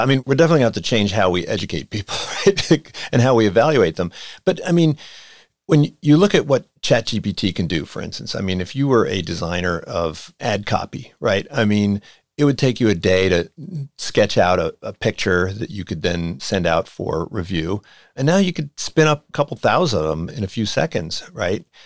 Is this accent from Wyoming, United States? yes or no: no; outside of Philadelphia, Pennsylvania, United States; it's where I grew up outside of Philadelphia